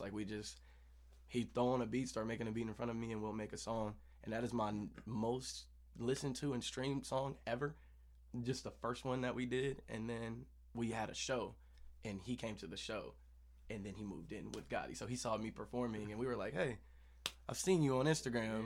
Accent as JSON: {"language": "English", "town": "Kansas City", "country": "United States", "said": "we're both from Kansas City."}